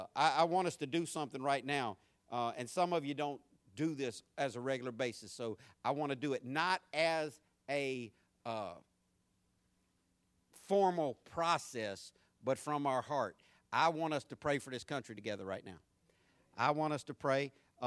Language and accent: English; San Diego, California, United States; born there; accent: southern; I was born in San Diego, California. People wonder where I get my country accent, my southern accent. I was born in Southern California, so that just makes sense, right?